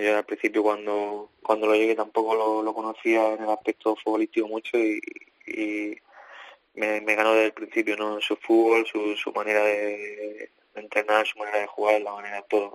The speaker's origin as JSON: {"language": "Spanish", "region": "Andalusia", "country": "Spain", "moved": "as an adult", "lives_now": "Belgium", "said": "tú sabes cómo somos los andaluces"}